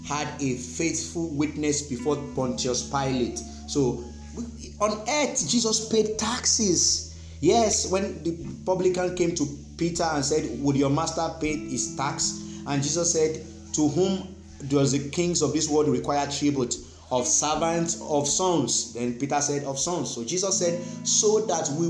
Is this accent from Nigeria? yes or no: yes; Nigeria; us as Nigerians